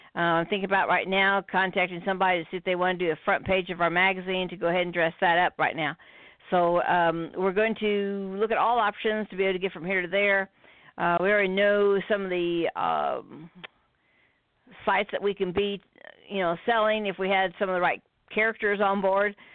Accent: United States; we're from America

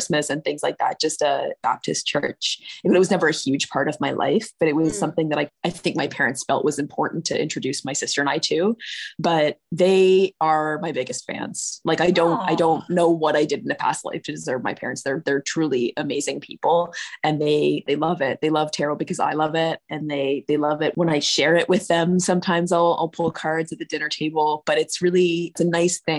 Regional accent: Brantford, Ontario, Canada; also born or lived in Toronto; I moved from Toronto to Brantford, which is where I grew up. So I'm living in the town that I grew up in now

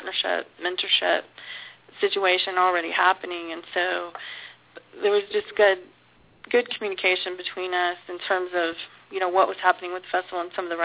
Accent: Houston, Texas, United States; I'm from Houston. I grew up here.

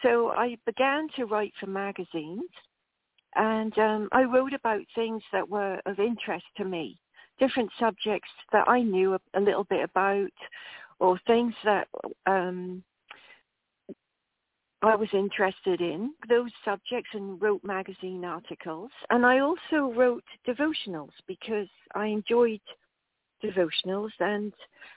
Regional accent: England, United Kingdom; moved away as an adult; I emigrated from England when I was 18.

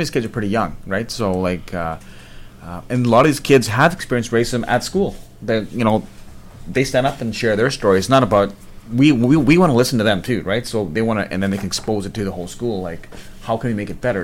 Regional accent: British Columbia, Canada; Punjab, but I'm born here. Yeah, we're born and raised here

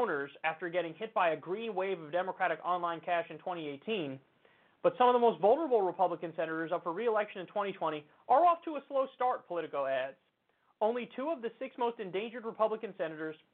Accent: New York, United States; as a New Yorker

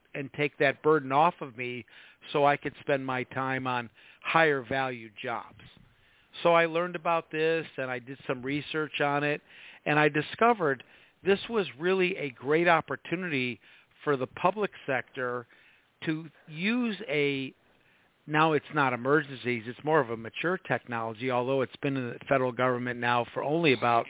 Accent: Midwest, United States; moved away; I come from the Midwest originally

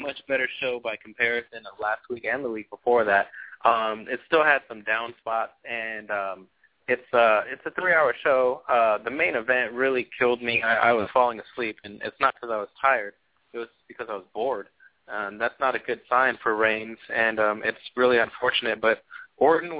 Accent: California, United States; I'm from California

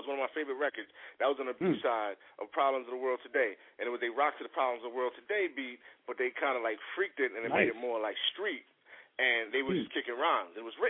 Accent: New York City, New York, United States; We're originally from the Bronx

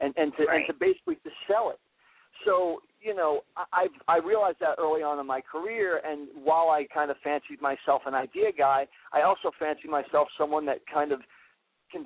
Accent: New Hope, Pennsylvania, United States; I'm from New Hope, Pennsylvania, and the Philly area.

